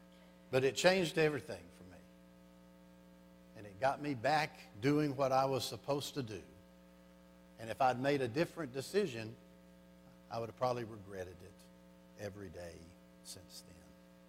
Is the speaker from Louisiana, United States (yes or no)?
yes; Louisiana, United States; I came from South Louisiana up to Arlington, Texas, to a career counseling center for 3 days.